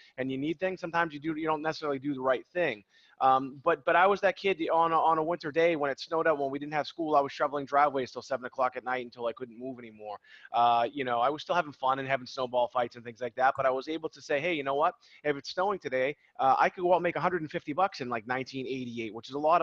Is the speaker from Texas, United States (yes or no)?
no; Boston, Massachusetts, United States; also born or lived in Beverly, Massachusetts; we're from Boston, and I remember cold New England mornings